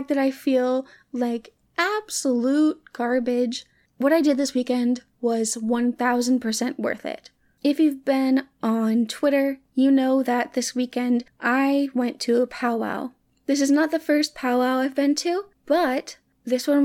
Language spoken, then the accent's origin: English; Hot Springs, United States; moved away; my hometown in Hot Springs